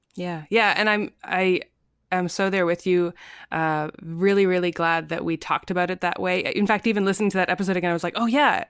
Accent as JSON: {"language": "English", "region": "Ontario", "country": "Canada", "also_born_or_lived": "prairies", "moved": "as an adult", "lives_now": "British Columbia, Canada", "said": "I'm from Ontario originally"}